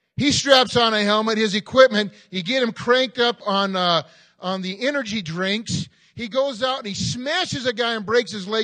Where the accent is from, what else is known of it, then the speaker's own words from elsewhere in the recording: Southern California, United States; I grew up in Southern California